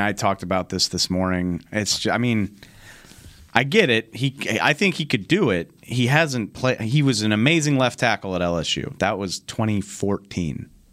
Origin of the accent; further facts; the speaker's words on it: New Orleans, Louisiana, United States; I grew up in New Orleans